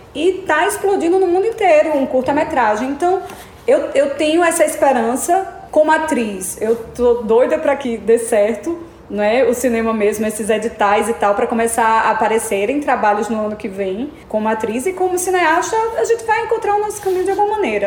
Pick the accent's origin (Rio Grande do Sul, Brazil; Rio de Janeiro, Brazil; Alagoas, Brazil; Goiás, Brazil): Alagoas, Brazil; accent: Northeastern (sotaque nordestino); me senti representada como alagoana